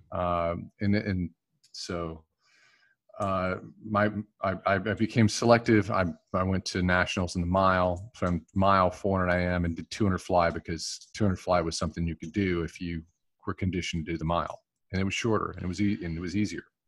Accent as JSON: {"language": "English", "town": "Gastonia", "region": "North Carolina", "country": "United States", "tie": "born or raised there", "said": "I grew up in Gastonia, North Carolina."}